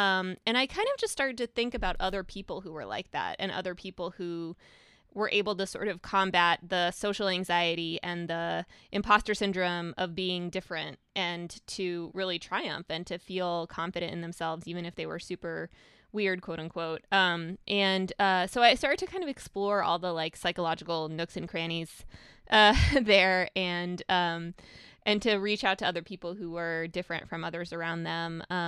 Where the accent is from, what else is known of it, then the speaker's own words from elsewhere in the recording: Russia; moved away; I'm not a prototypical immigrant because I, you know, I'm from Russia, which there's not that many Russian immigrants.